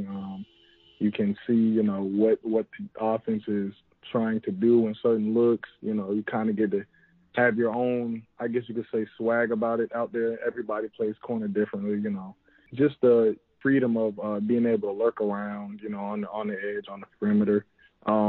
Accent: Fayetteville, North Carolina, United States; My dad was stationed on Fort Bragg, and we lived in Fayetteville, which is, you know, literally almost the same thing. And really, I'd say since I was about 3, maybe 4, I've been living here

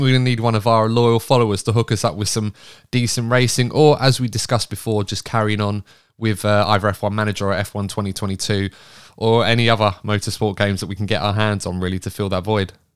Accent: England, United Kingdom; I'm English

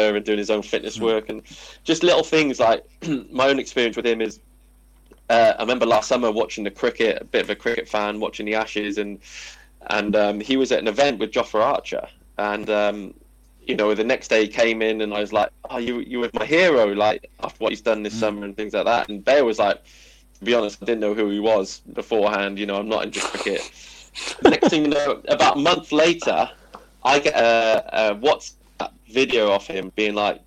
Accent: Cardiff, Wales, United Kingdom; moved away as an adult; my hometown club

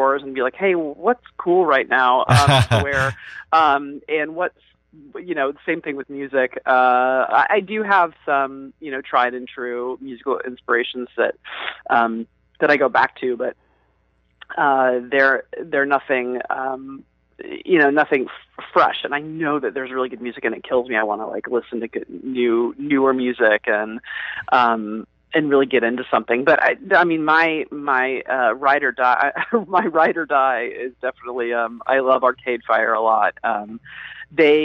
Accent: Atlanta, Georgia, United States; growing up in Atlanta

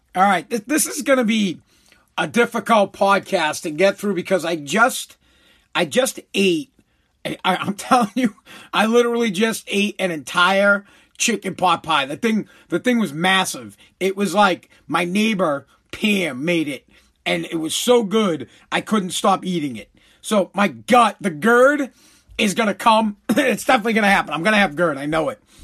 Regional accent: United States; I'm just an American

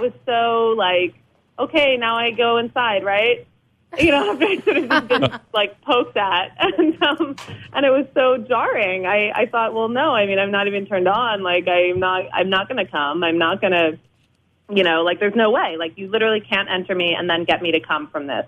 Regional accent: New Orleans, Louisiana, United States; also born or lived in New York; now in Los Angeles, United States; I live here. Yeah, I'm from New Orleans

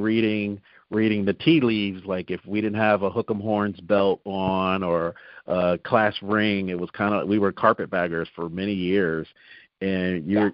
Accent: New Jersey, United States; moved away; I'm originally from New Jersey, so uh-huh. um, and I tried it down here. I said, well, I'm from South Jersey

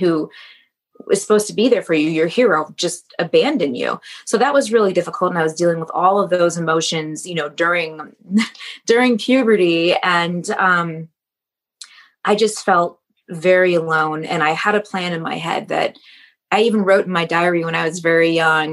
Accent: just outside Detroit, Michigan, United States; moved away; I grew up just outside Detroit, and I'm biracial

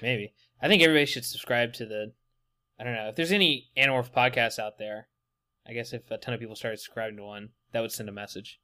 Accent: West Virginia, United States; now in Texas, United States; I'm not from Texas. I live in Texas currently, but I'm from West Virginia.

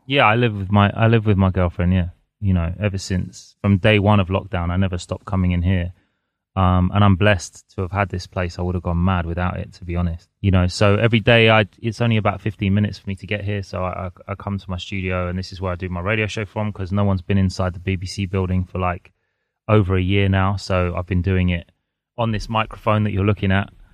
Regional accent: London, United Kingdom; I'm a Londoner, so I've grown up here.

